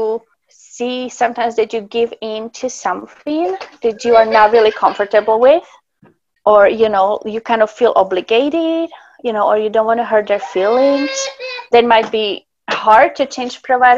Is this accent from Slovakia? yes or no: yes; Slovakia; now in Alaska, United States; I'm actually from Slovakia originally